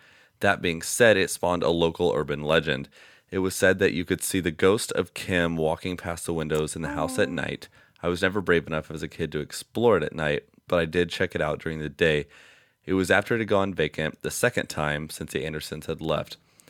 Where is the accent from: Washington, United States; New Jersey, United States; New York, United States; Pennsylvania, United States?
New Jersey, United States; a brutal murder that happened in the next town over from me when I was growing up in New Jersey.